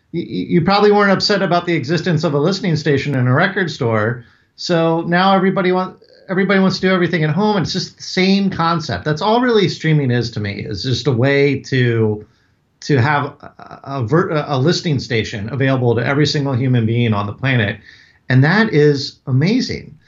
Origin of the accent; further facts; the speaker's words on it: Northern Virginia, United States; growing up in Northern Virginia, right outside D C